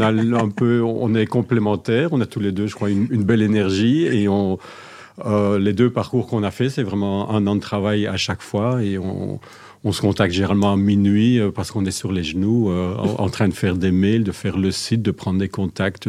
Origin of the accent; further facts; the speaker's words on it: Belgium; Je suis de Belgique